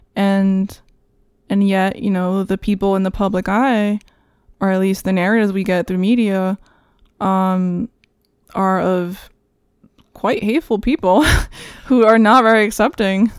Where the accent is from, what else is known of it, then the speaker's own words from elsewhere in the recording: New York, United States; also born or lived in Santo Domingo, Dominican Republic; I was, uh, raised here in New York